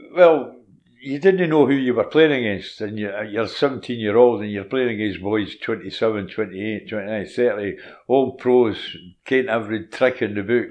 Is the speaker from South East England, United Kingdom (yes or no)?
no; Cardenden, Scotland, United Kingdom; also born or lived in Glasgow; I was born in Rockhill. Hmm and uh, it was two, two and a bit when we moved to Cardenden